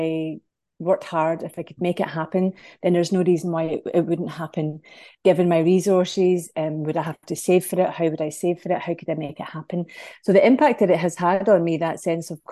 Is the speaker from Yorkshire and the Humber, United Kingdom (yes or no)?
no; Scotland, United Kingdom; moved away as an adult; now in Ireland; So I live here in Ireland, but I'm from Scotland.